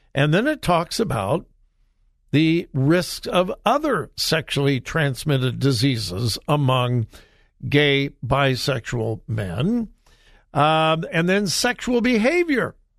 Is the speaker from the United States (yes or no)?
yes; California, United States; moved away; California My home state, born and raised in California